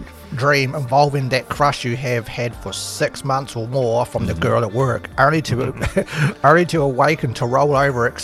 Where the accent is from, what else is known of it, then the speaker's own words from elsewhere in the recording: Scotland, United Kingdom; I am the Scot